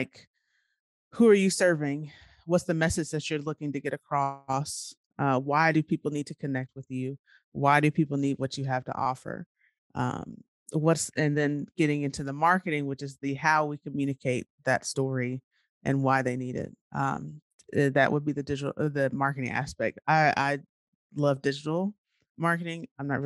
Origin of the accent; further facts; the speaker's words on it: Nashville, Tennessee, United States; I'm from Nashville